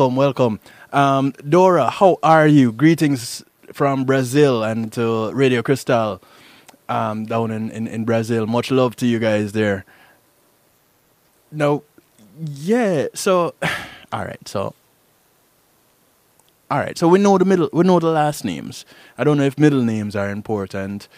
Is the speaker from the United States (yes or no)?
no; Jamaica; I'm Jamaican